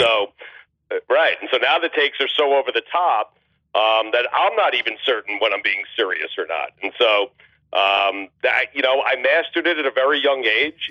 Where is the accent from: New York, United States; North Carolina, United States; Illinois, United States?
New York, United States; Long Island; me growing up in Long Island